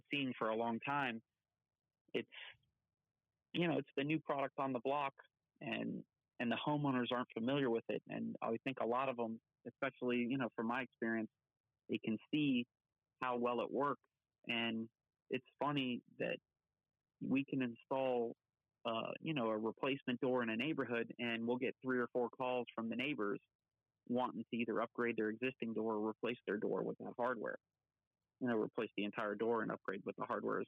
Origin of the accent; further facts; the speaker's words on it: North Miami, Florida, United States; moved away; I grew up, and I was born in North Miami General Hospital, and my parents, the house that I grew up in was right behind the Miami Subs on 163rd Street